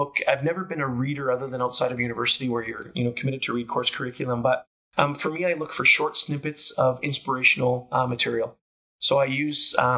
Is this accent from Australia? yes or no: no; Canada; also born or lived in Calgary; a Canadian kid growing up with Italian heritage